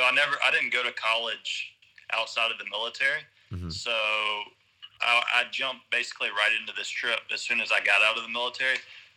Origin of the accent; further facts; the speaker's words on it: Augusta, Georgia, United States; moved away; I'm from Augusta.